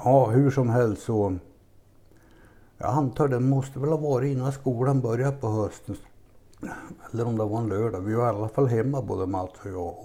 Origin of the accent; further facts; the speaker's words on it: Lindesberg, Örebro County, Sweden; born or raised there